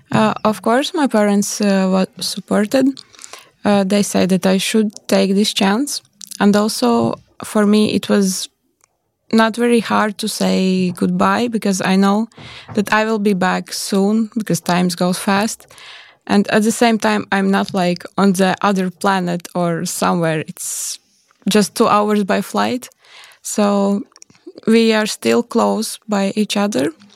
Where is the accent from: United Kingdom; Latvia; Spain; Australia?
Latvia; English is a second language; moved away as an adult; now in Netherlands; my home country in, is La, is Latvia